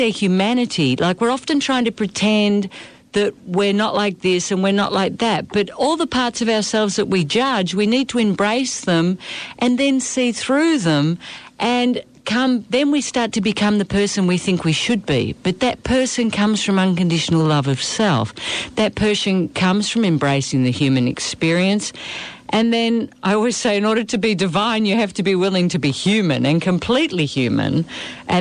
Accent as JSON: {"language": "English", "country": "Australia", "moved": "as an adult", "lives_now": "South America", "said": "I live in South America. I'm from Australia"}